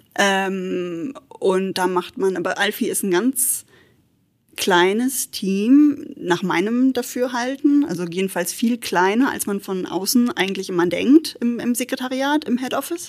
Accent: Hamburg, Germany; also born or lived in Luxembourg / Schleswig-Holstein; now in Trier, Germany; ich komme aus Hamburg tatsächlich

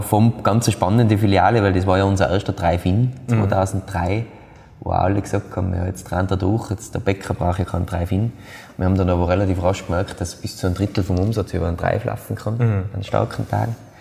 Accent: Austria; bei uns in Österreich

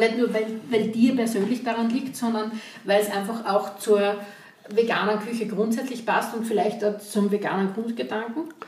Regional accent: Graz, Styria, Austria; bei uns in Graz, Umgebung, Steiermark

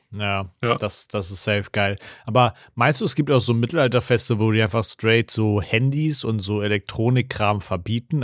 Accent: Germany; in der Nähe äh, wo ich aufgewachsen bin, gab es eine Burg. Shoutout an die Ravensburg

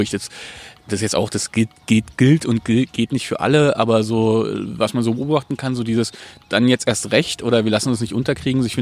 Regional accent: Frankfurt, Hesse, Germany; accent: Frankfurt; Aber ich kann so hart ins Frankfurterische äh, runterbrechen, dass man nicht merkt, dass ich hier weg gewese

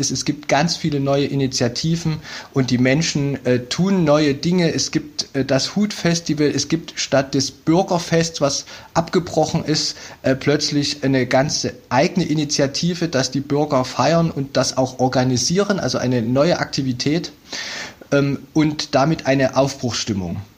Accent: Chemnitz, Saxony, Germany; Ich bin auch Chemnitzer und zugleich als Wissenschaftler hier so mit den Themen in der Stadt befasst.

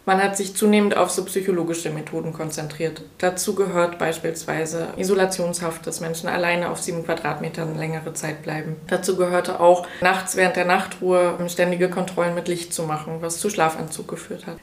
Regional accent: Mecklenburg-Vorpommern, Germany; Ich komme aus Mecklenburg-Vorpommern, bin hier aufgewachsen

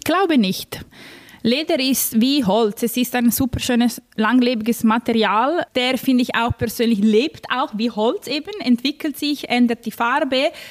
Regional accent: Milan, Lombardy, Italy; moved away; Ich komme eben aus Mailand

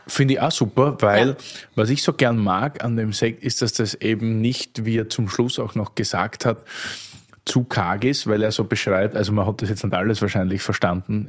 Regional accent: Austria; als Österreicher

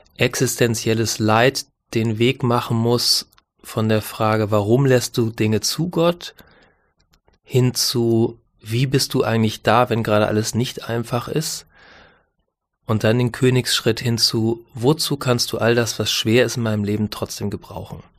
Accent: Northern Germany, Germany; als Norddeutscher

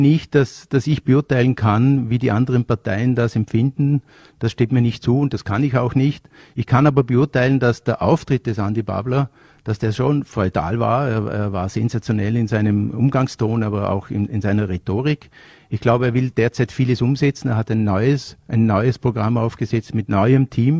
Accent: Vorarlberg, Austria; bei uns in Vorarlberg mit der Manuela Auer, mit der ich aufgewachsen bin

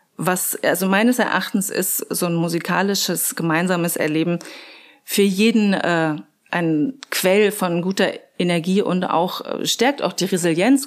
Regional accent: Magdeburg, Saxony-Anhalt, Germany; also born or lived in Passau; now in Regensburg, Germany; ich komme äh, ursprünglich eigentlich aus Magdeburg, bin aber schon seit 1997 in Bayern

